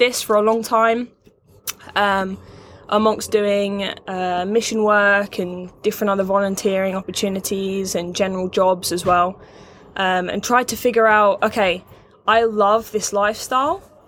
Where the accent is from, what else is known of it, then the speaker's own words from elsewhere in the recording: England, United Kingdom; moved away as an adult; also born or lived in California / Canada; I'm from England originally, so I had sixth form.